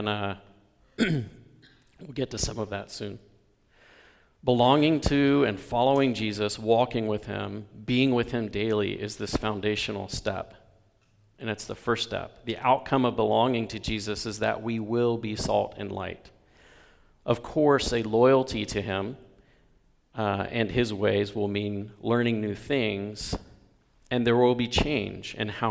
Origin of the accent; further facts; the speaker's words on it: the South, United States; moved away; also born or lived in Bellingham; Where I grew up in the South, it was about being a good Southern gentleman.